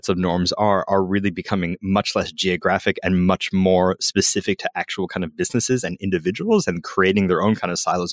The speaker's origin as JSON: {"language": "English", "country": "United States", "moved": "yes", "lives_now": "Australia", "said": "as an American, it's a real interesting mix"}